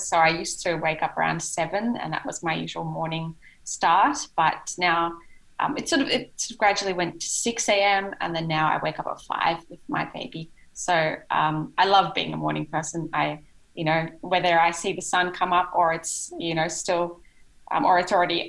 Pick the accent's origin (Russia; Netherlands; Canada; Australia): Australia; now in Japan; it's my home country